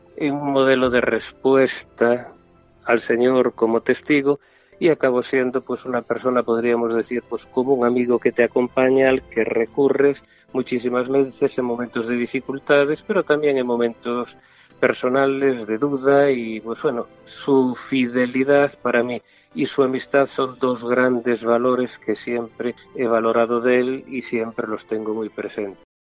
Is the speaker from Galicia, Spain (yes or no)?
yes; Ferrol, Galicia, Spain; Yo nací en Ferrol, pero mi madre era natural de Santiago